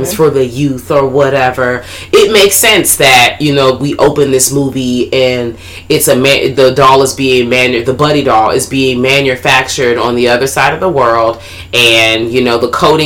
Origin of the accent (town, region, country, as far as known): Washington, District of Columbia, United States; accent: DC